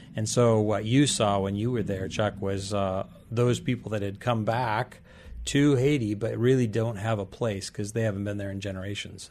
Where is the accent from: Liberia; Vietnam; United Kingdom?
Liberia; now in United States; I was raised in Liberia, West Africa